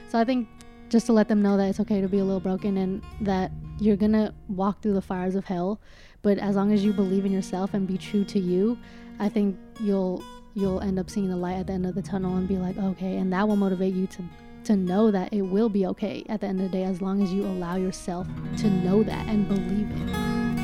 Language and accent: English; Daly City, California, United States; also born or lived in San Francisco / Los Angeles; I was born in San Francisco, grew up my entire life in Daly City